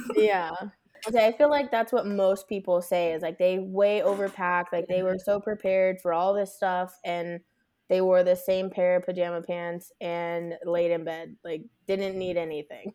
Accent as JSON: {"language": "English", "town": "Las Vegas", "region": "Nevada", "country": "United States", "tie": "born or raised there", "said": "I'm born and raised in Las Vegas"}